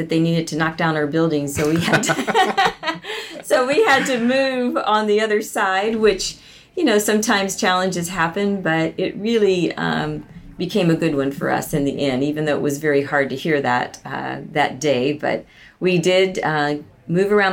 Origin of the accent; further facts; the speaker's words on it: Tampa, Florida, United States; moved away as an adult; also born or lived in Columbia, Missouri / Colorado; I moved back to Florida, which is my hometown, Tampa